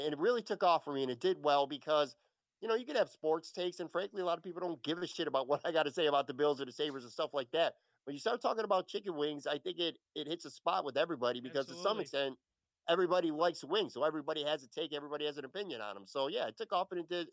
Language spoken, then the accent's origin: English; Buffalo, New York, United States; moved away as an adult; now in Florida, United States; I was born and raised in Buffalo. I lived there most of my life. And in 2016, I went to Florida.